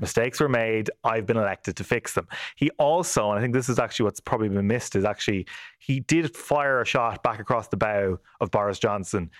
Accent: Ireland; we are all Irish people

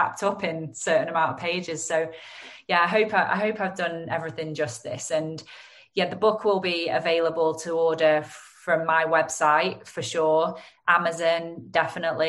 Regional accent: Lancashire, North West England, United Kingdom; accent: Lancashire; my Lancashire accent

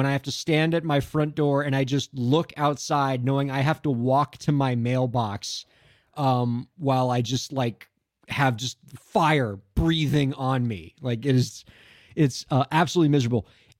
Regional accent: Miami, Florida, United States; It is indeed still a sweltering hellscape in my hometown of Miami, Florida, where we do this show.

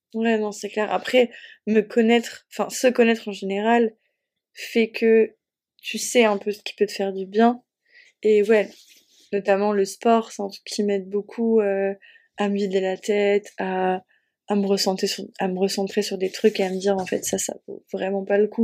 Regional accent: Normandy, France; j'ai grandi en Normandie

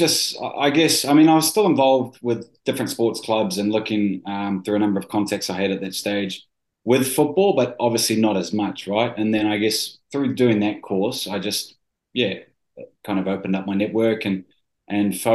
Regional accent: New Zealand; I am a Kiwi. I grew up in New Zealand.

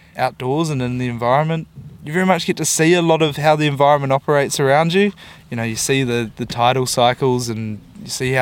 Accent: Wellington, New Zealand; moved away as an adult; also born or lived in Dunedin; now in Auckland, New Zealand; I grew up in Wellington. Grew up down in the capital.

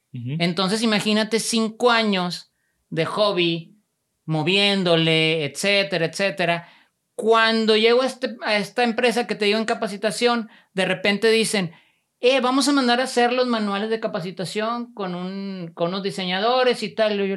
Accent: Monterrey, Nuevo León, Mexico; Soy de aquí de Monterrey.

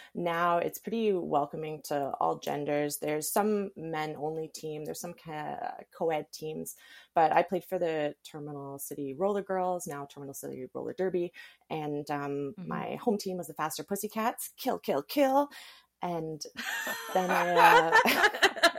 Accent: Surrey, British Columbia, Canada; now in Kelowna, Canada; I grew up in Surrey in the lower mainland

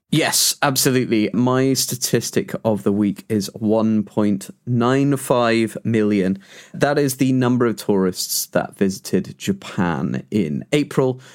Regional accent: United Kingdom

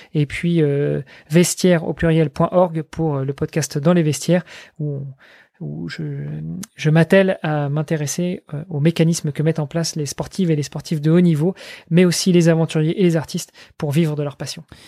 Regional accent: France; moved away; je je suis français, je vis à l'étranger, je suis marié avec une étrangère

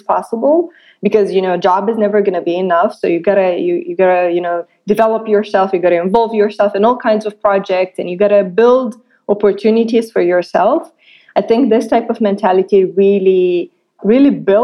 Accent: Moldova; I was born and raised in Republic of Moldova

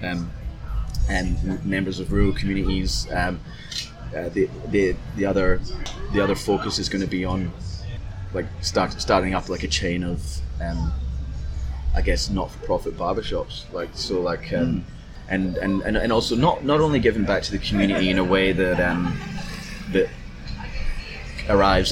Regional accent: Glasgow, Scotland, United Kingdom; now in Perth, Australia; growing up in Glasgow

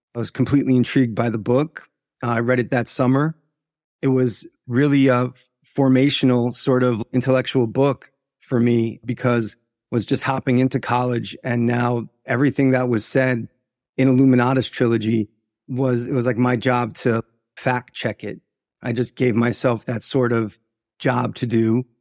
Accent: Long Island, New York, United States; I was born in, uh, Long Island, New York, and was raised by two Irish immigrants who came to New York and opened bars

